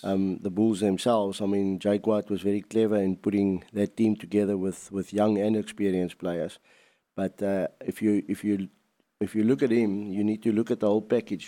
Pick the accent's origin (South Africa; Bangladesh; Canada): South Africa; as a South African boy